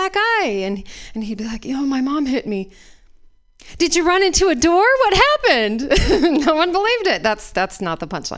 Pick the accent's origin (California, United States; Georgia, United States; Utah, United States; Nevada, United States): Utah, United States; accent: Utah; growing up in Utah